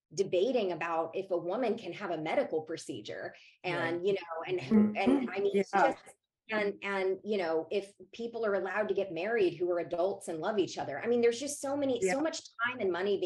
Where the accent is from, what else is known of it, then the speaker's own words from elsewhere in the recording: Savannah, Georgia, United States; I grew up in Georgia and my father was a politician.